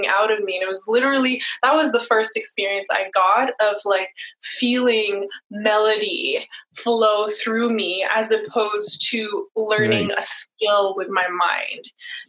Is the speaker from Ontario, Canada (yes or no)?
no; Montreal, Quebec, Canada; moved away; also born or lived in California / San Diego; I'm from Montreal, Canada, and I had moved to California